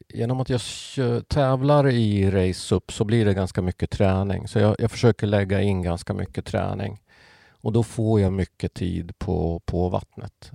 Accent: Pajala, Norrbotten County, Sweden; moved away; uppväxt i Pajala

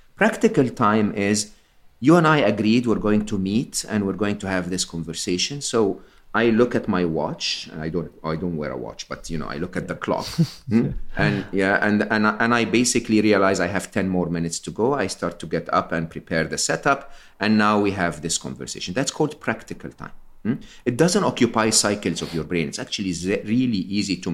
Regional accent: Egypt; am Egyptian. I was born and raised in Egypt

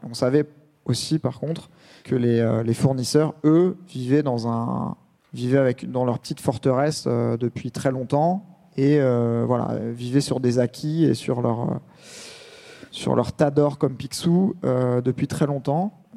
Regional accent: Essonne, Île-de-France, France; le quartier où je suis né dans l'Essonne

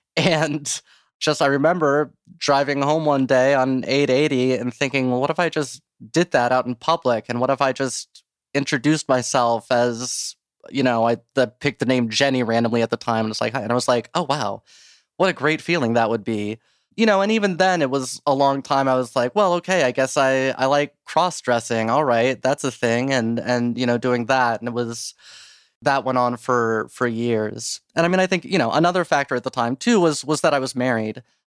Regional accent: Dayton, Ohio, United States; Dayton, Ohio.

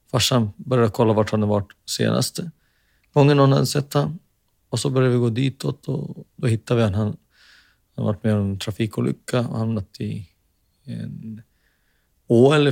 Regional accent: Finland; now in Sweden; i och med att man var finne. Och så romantiserade, eller man hade en romantiserad bild om att där hemma i Finland så är allting bra.

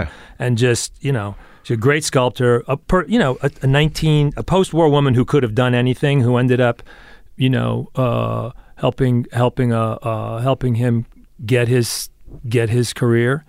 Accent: New York, United States; now in Los Angeles, United States; I was born in New York, and, uh, my father was, did exactly what I do.

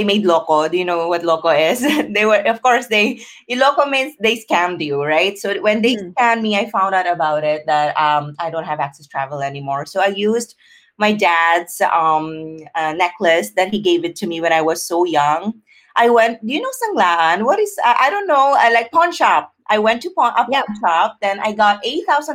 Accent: Philippines; growing up in the Philippines

